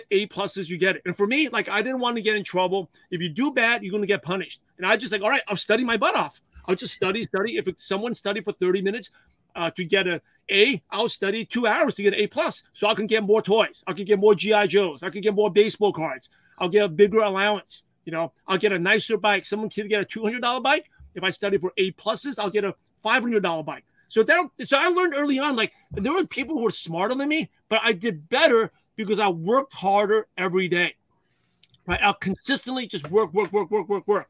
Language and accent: English; New York City, New York, United States; English is a second language; I'm a shy, quiet Asian kid from Brooklyn, New York